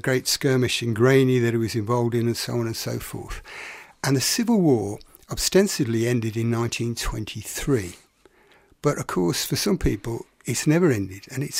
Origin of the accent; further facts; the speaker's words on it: England, United Kingdom; as an Englishman